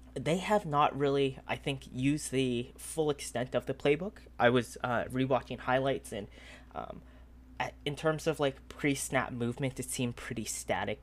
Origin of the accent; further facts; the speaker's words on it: Seattle, Washington, United States; I'm from Seattle.